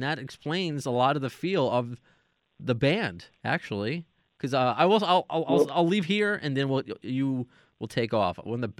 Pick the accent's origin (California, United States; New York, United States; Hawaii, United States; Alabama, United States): New York, United States; Long Island; I'm from Long Island.